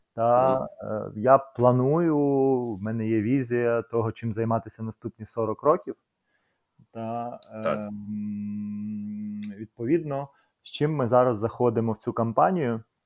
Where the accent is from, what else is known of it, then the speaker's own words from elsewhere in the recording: Kyiv, Ukraine; ми з братом народилися в Києві